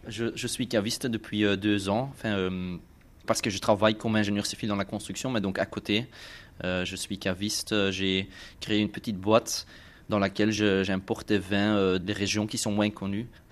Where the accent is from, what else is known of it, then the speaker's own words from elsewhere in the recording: Belgium; also born or lived in near Brussels; je viens de la Belgique, j'habite autour de Bruxelles, village d'Ilbeek.